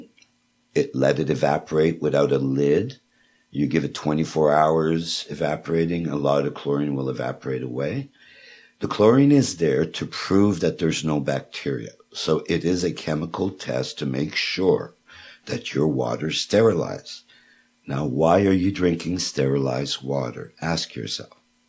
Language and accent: English; Quebec, Canada; moved away; the Montclair that comes from Quebec, where the well is, which is right beside my hometown